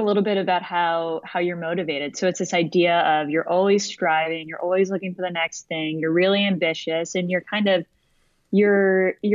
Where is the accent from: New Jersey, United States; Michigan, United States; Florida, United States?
Florida, United States; Orlando; now in New York, United States; I grew up in Orlando, Florida